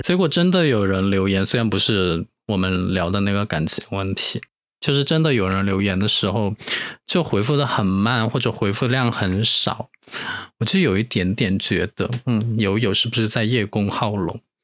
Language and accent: Chinese; Sichuan, China; accent: Sichuanese; 其实我们四川话真的很好听我现在已经说不惯四川话了